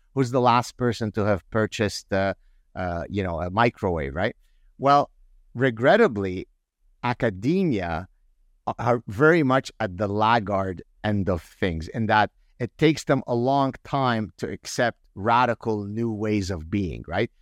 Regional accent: Canada; I grew up in Canada where, you know, in the early eighties

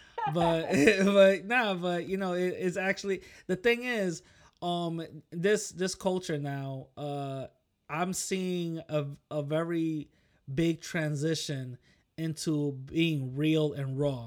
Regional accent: New York, United States; I'm from New York, so we got our own little, you know, we got our own little way of, you know, talking

